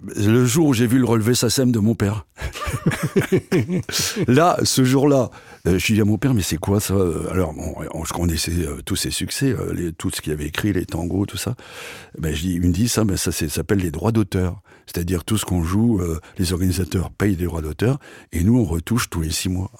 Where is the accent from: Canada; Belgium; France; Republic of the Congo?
France; Rue, Hauts-de-France; moved away; also born or lived in Menton; Je suis né à Rue